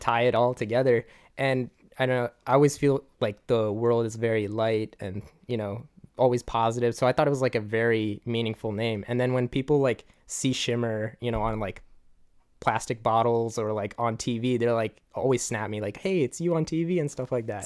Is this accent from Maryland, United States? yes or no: yes; Gaithersburg, Maryland, United States; I'm from Gaithersburg